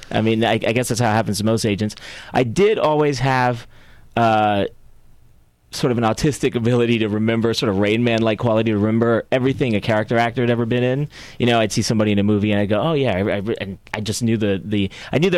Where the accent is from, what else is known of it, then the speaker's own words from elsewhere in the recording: San Juan, Puerto Rico; born there; also born or lived in Florida / North Carolina / Belgium / New Jersey; I was born in San Juan, Puerto Rico.